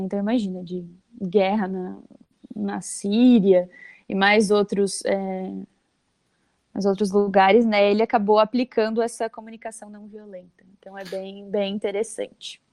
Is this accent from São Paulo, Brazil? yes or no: no; Vale do Itajaí, Santa Catarina, Brazil; sou de Santa Catarina mesmo, aqui do Vale do Itajaí